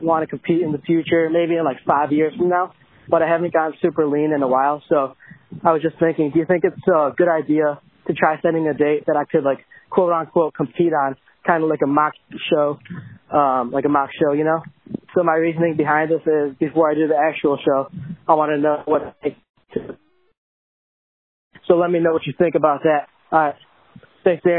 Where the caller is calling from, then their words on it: Libertyville, Illinois, United States; also born or lived in Columbia, Missouri; I'm calling from Libertyville, Illinois. It's like a suburb north of Chicago, but I'm a junior at the University of Missouri in Columbia.